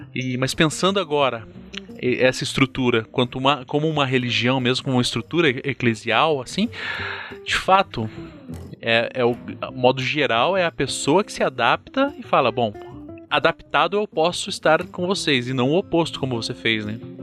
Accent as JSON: {"language": "Portuguese", "town": "Curitiba", "region": "Paraná", "country": "Brazil", "said": "como curitibano, né, cara, aqui sulista"}